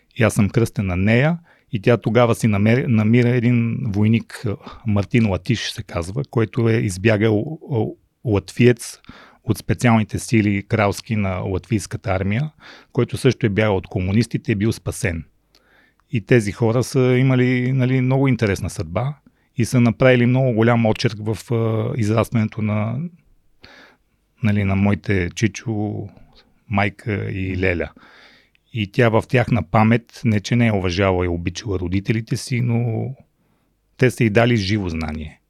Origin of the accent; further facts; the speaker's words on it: Rhodope Mountains, Bulgaria; also born or lived in Mongolia / Sofia, Bulgaria; аз израснах в Родопите